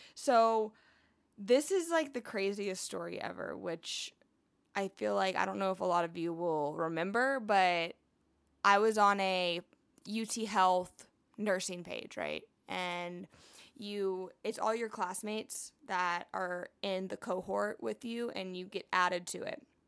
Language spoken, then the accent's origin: English; Houston, Texas, United States; I'm from Houston and I've been a dancer my whole entire life